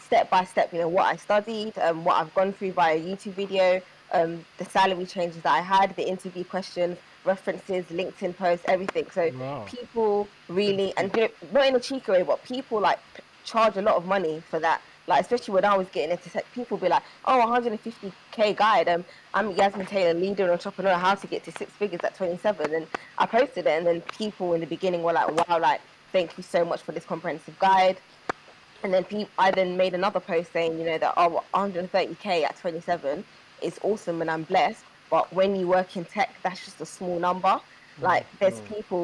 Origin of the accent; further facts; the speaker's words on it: London, United Kingdom; I grew up in Peckham.